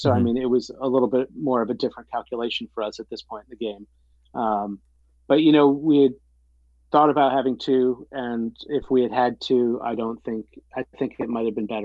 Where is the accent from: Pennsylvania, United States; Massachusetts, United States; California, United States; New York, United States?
New York, United States; Central; moved away; where I grew up in Central New York